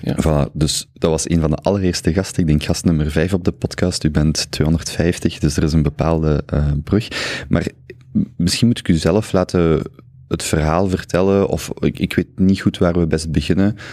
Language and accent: Dutch; Flanders, Belgium; ook voor mij als Vlaming hangt eh, identiteit heel hard vast aan het Vlaams